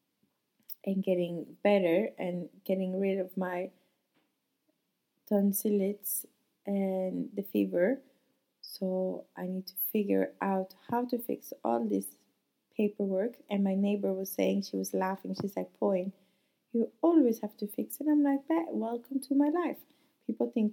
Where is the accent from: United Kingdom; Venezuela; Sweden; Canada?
Sweden; moved away as an adult; also born or lived in Monaco; now in France; I'm from Sweden